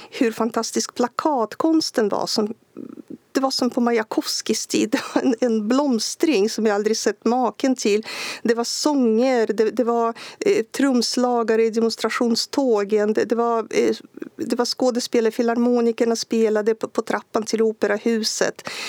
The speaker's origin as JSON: {"language": "Swedish", "country": "Belarus", "second_language": "Swedish", "said": "Belarusier har haft svag, eh, svagtynande bild av sig själva som nation. Man har ansett att ja, men vi är väl som ryssar ungefär och språken är så lika."}